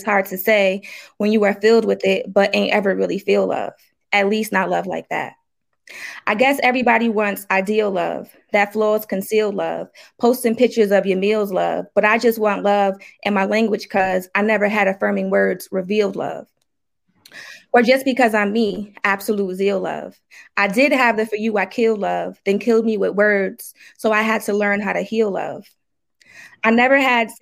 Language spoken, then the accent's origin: English; New Haven, Connecticut, United States; I'm from New Haven, Connecticut.